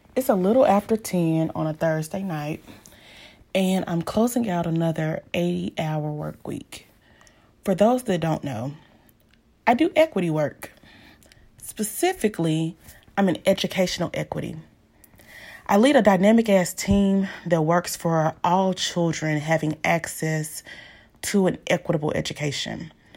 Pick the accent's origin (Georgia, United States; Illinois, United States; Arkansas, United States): Arkansas, United States; Pine Bluff; a Black woman born and raised in Pine Bluff, Arkansas